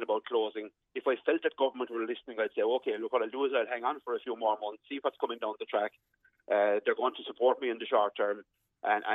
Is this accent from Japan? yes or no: no; West Cork, Munster, Ireland; I'm from West Cork.